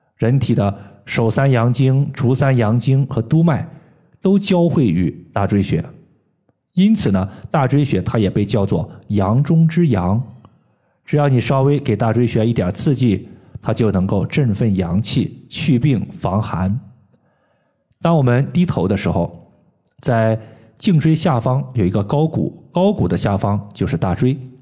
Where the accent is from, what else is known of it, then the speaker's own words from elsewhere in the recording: Henan, China; moved away; 我老家呢是在河南